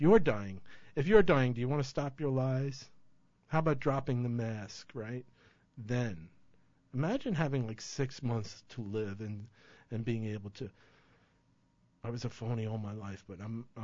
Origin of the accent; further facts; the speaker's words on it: Ireland; Well, I'm a coward and I'm Irish.